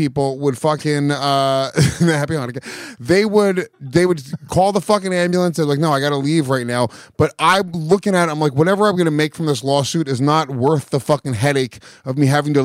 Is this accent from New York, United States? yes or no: yes; New York, United States; I'm Puerto Rican. I'm from New York